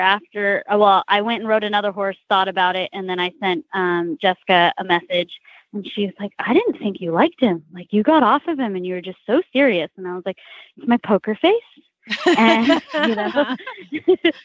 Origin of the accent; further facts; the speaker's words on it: California, United States; moved away; I'm originally from California